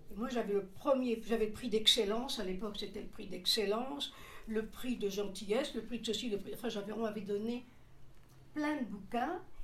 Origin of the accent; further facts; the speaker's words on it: Seloncourt, Bourgogne-Franche-Comté, France; Je suis née à Seloncourt, dans le Doubs